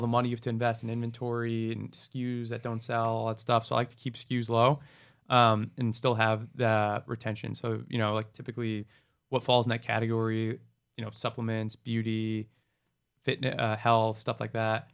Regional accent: New Jersey, United States; moved away as an adult; now in Miami, United States; I was born and raised in New Jersey, went to college in New Jersey, after college stayed in New Jersey.

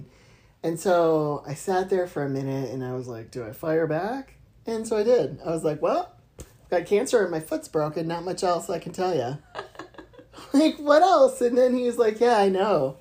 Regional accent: Akron, Ohio, United States; We're from Akron

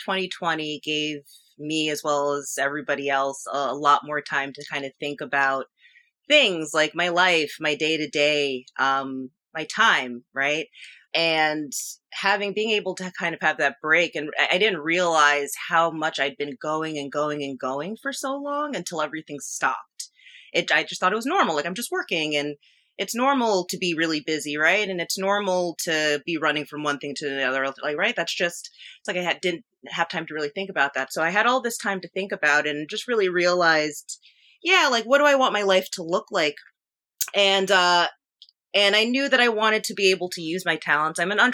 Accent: Nyack, New York, United States; I am from Nyack, New York, which is in the Hudson Valley region of New York. I'm about 20 miles north of the George Washington Bridge.

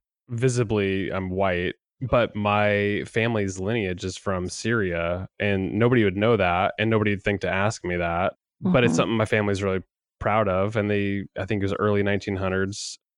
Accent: Hillsboro, Oregon, United States; Born and raised in Hillsboro, Oregon.

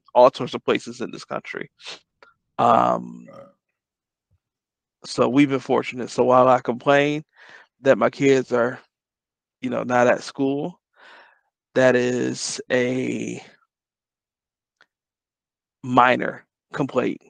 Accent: Detroit, Michigan, United States; I grew up in Detroit.

